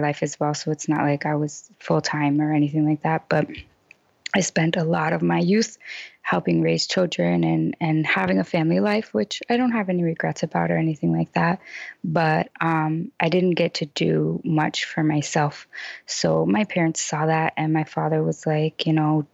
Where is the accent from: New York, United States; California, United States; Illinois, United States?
Illinois, United States; Chicago; moved away as an adult; I grew up in Chicago, I was still starting over because I hadn't lived in Chicago for over 4 years